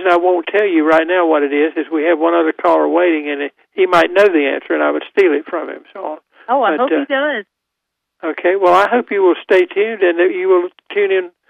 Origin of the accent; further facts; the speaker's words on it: Goldsboro, North Carolina, United States; I'm from Goldsboro, so I used to go through Clayton when it was nothing but a, a shell station.